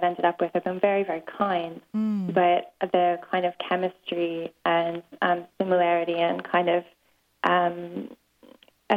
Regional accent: East Coast, Canada; now in London, United Kingdom; I'm from the East Coast

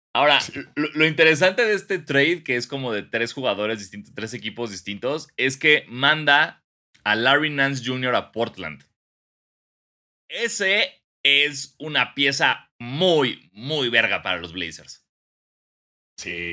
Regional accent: Mexico; como mexicano

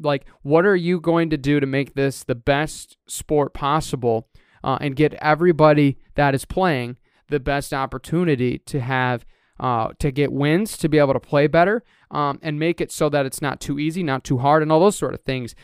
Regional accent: Reed City, Michigan, United States; Reed City just put one in at my hometown at Riambat Park

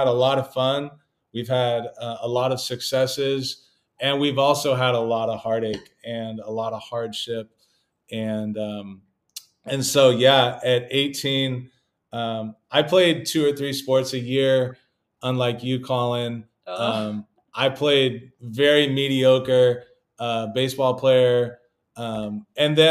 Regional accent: California, United States; I come from California

